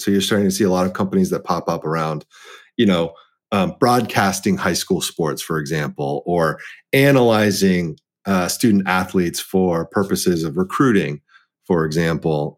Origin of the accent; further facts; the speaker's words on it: Dallas, Texas, United States; being the the eldest child of an immigrant um, set of parents and growing up in Dallas, Texas